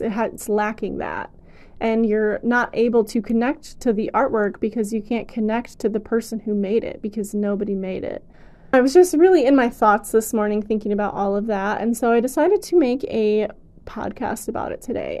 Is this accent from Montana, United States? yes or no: no; Michigan, United States; moved away; It's really nice to be in my hometown for a while